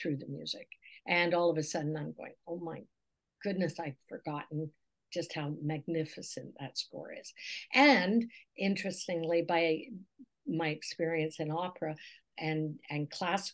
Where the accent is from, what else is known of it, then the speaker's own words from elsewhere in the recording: Scotland, United Kingdom; now in Canada; as a Scot, as someone born in Scotland